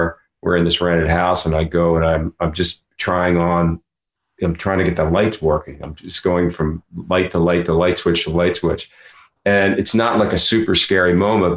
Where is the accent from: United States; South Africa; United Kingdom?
United States; Philadelphia, Pennsylvania; down on Chestnut Street where I grew up in Philadelphia